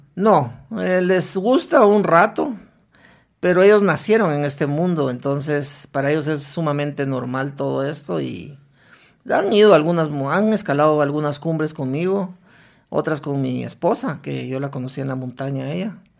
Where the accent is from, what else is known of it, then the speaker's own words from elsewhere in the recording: Guatemala; regresé a Guatemala